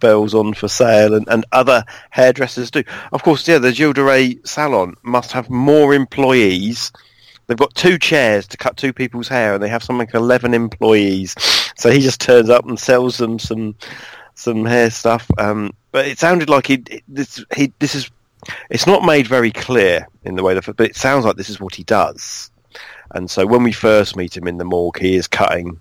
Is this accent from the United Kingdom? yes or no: yes; United Kingdom; I just say I'm from near London